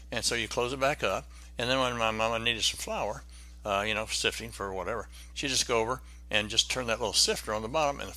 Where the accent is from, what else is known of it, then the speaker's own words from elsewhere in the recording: Benton, Arkansas, United States; moved away; I went back to my hometown, Benton, Arkansas